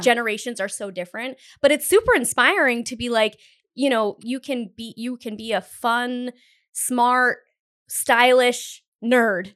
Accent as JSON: {"language": "English", "region": "Northern Rhode Island", "country": "United States", "said": "we're both from Northern Rhode Island"}